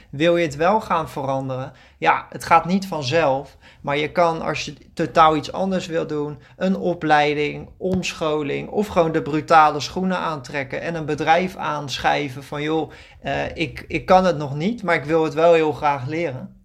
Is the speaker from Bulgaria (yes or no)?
no; Netherlands; moved away as an adult; now in Greece; wij als Nederlanders